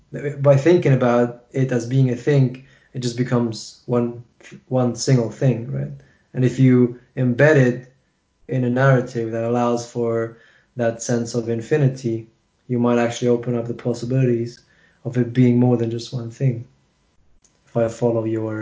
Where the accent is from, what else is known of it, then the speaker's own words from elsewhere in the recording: Kuwait City, Capital Governorate, Kuwait; born there; No, I wasn't born there. I was born in Kuwait.